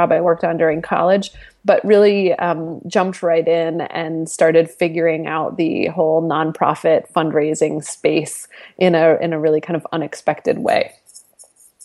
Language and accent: English; New Hampshire, United States; moved away as an adult; also born or lived in Southern California; now in New York, United States; I grew up in New Hampshire. I am an East Coast girl